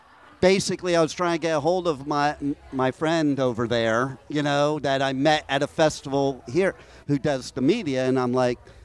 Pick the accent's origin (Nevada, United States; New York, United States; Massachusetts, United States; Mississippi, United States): New York, United States; now in Florida, United States; I'm originally from New York